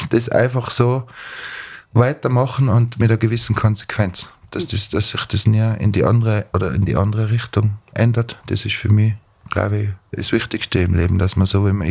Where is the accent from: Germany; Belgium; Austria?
Austria; Tyrol; Also ich werde als Tiroler mein Polka oder mein Walzer immer anders spielen wie der Steirer.